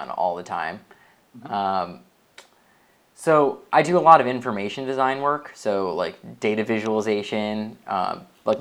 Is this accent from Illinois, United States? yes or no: yes; Chicago, Illinois, United States; moved away as an adult; now in San Francisco, United States; I live in San Francisco right now. And I've been here for 5 years. But I come from Chicago area